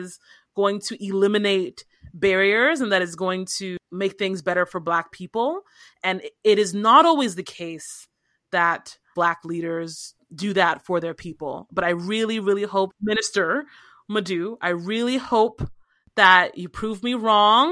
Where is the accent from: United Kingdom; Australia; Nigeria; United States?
Nigeria; I am Nigerian